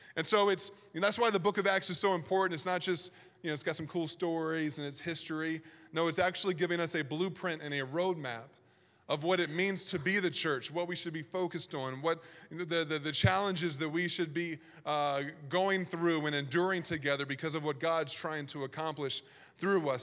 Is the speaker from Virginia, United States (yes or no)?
yes; Virginia, United States; I grew up in Virginia